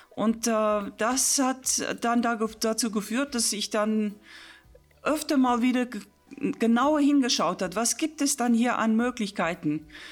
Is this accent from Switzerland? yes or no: no; South Africa; German is a second language; moved away as an adult; also born or lived in Stellenbosch / England / Wolfsburg; now in Königslutter, Germany; wo ich gebür, gebürtig äh, geboren, geboren wurde in Südafrika